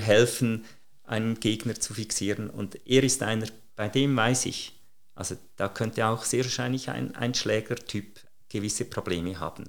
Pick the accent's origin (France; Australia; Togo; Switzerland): Switzerland; als Schweizer